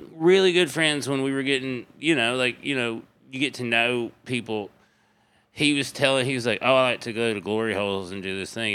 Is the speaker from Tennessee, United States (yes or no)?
yes; Crossville, Tennessee, United States; East Tennessee, Crossville, Tennessee